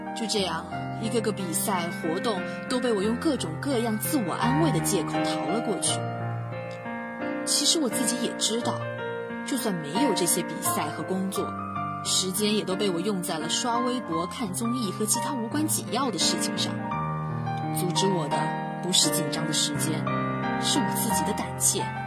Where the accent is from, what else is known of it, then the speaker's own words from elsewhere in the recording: Quanzhou, Fujian, China; moved away as an adult; now in Nanjing, China; 来自福建泉州。我在南京大学 距离我的家乡一千零七十四公里